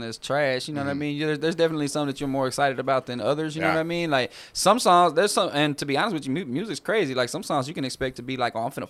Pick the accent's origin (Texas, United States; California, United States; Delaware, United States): Texas, United States; growing up in Texas